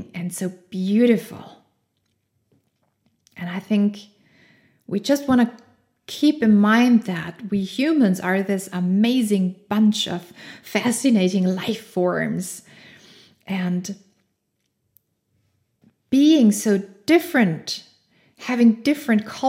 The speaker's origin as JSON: {"language": "English", "country": "Austria", "tie": "born or raised there", "second_language": "English", "said": "I grew up in Austria"}